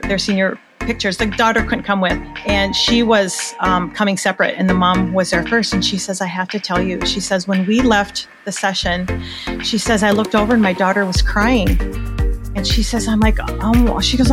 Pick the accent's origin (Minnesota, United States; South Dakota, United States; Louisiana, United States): Minnesota, United States; accent: Minnesota; my crazy Minnesota accent.